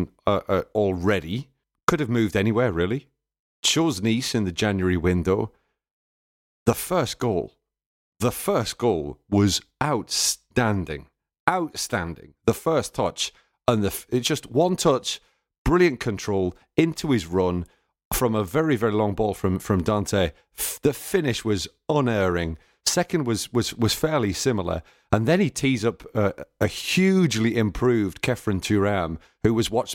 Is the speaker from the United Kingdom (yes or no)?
yes; the Northeast, North East England, United Kingdom; I'm from the Northeast